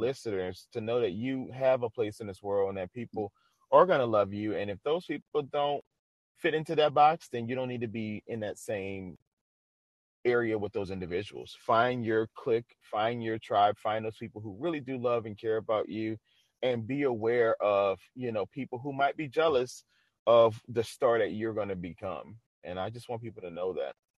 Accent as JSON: {"language": "English", "region": "the South", "country": "United States", "said": "I'm from the South"}